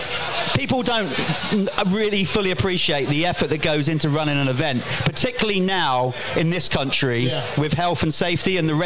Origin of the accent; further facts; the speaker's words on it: United Kingdom; coming round there as a British rider at the GP